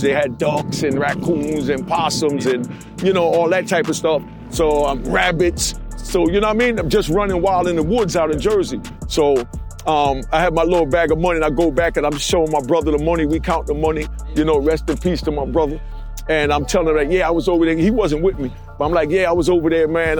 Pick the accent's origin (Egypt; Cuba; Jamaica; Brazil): Jamaica; also born or lived in Brooklyn, New York / South Bronx, New York / Harlem, New York; now in New York City, United States; I'm Jamaican